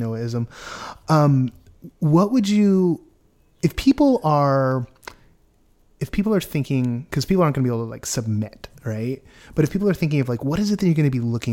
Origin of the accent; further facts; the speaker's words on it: Orange County, California, United States; I was born in Orange County